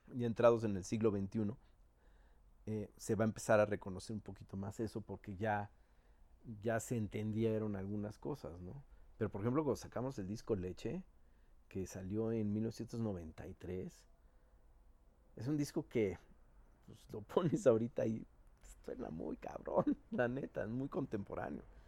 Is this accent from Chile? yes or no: no; Mexico City, Mexico; siendo los pinches chilangos mamones que somos